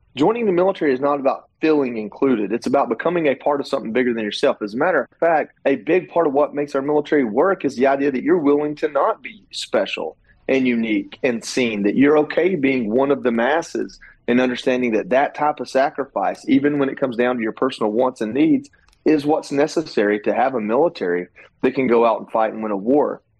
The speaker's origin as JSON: {"language": "English", "town": "Dalton", "region": "Georgia", "country": "United States", "tie": "born or raised there", "said": "my hometown, which was amazing to see that many people come out in such a small town, Dalton, Georgia."}